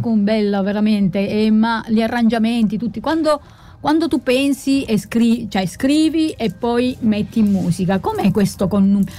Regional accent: Sicily, Italy; also born or lived in Calabria; la Sicilia ce l'ho nel cuore perché ci sono vissuta sempre

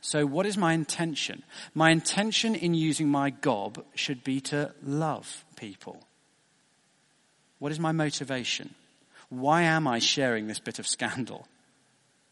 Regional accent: United Kingdom; being British

